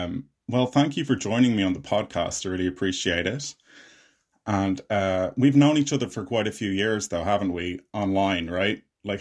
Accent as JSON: {"language": "English", "country": "Ireland", "said": "I'm an Irish filmmaker and actor."}